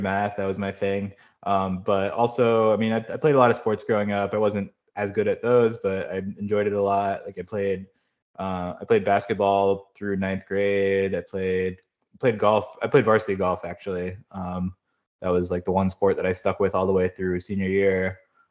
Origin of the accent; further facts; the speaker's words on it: Wilkes-Barre-Scranton area, Pennsylvania, United States; also born or lived in State College, Pennsylvania; now in Jacksonville, United States; I grew up in Pennsylvania, born in State College, mostly grew up in the Wilkes-Barre-Scranton area where our family moved when I was four